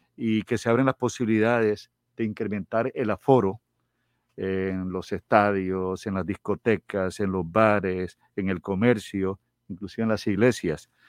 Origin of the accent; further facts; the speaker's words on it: Troncosito, Magdalena, Colombia; moved away as an adult; now in Barranquilla, Colombia; Troncosito, mi pueblo, en el sur del Magdalena